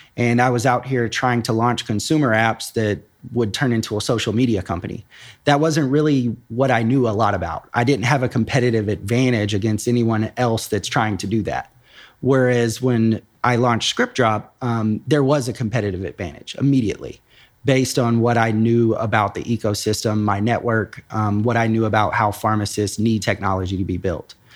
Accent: Nashville, Tennessee, United States; moved away as an adult; now in Columbus, United States; I grew up in Nashville, Tennessee

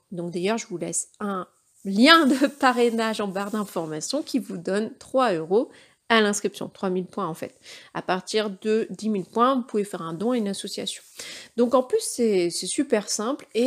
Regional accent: Brittany, France; Alors évidemment en tant que breton, les crêpes.

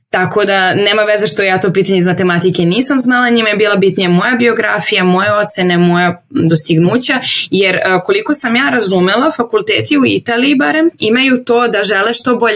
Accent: Serbia; also born or lived in Venice, Italy; kod nas u Srbiji

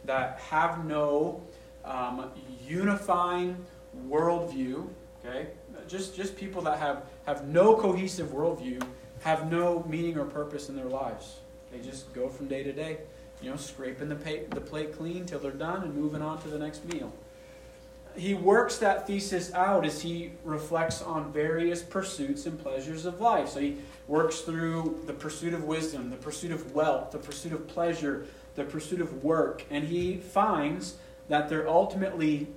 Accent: Maine, United States; I grew up in Maine. I'm a 12th generation New Englander.

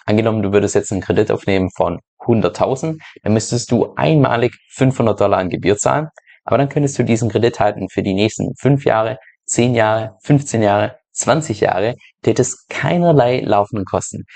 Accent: Germany; moved away; dass ich ja ursprünglich aus Deutschland komme

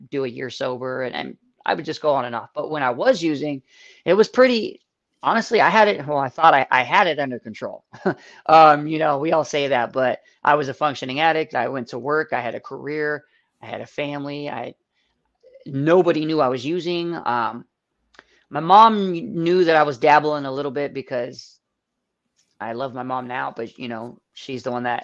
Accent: Phoenix, Arizona, United States; moved away as an adult; now in Buffalo, United States; I'm from Phoenix, Arizona, where it's 120 degrees

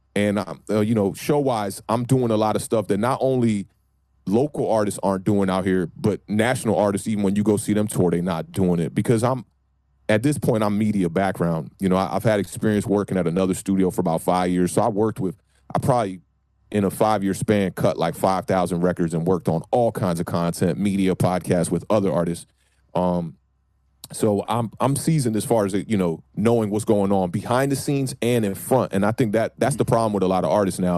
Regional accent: Maryland, United States; moved away as an adult; now in Washington, DC, United States; I'm born and raised in Maryland, right outside of DC

